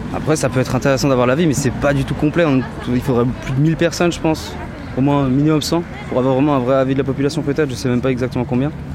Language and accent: French; Russia; French is a second language; moved away; le français et moi ça fait deux, mais après je rappelle que je suis russe